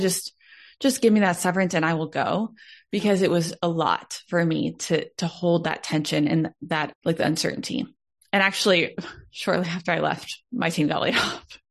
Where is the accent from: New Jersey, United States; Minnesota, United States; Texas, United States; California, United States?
Texas, United States; Dallas; I was born and raised in Texas, like from Dallas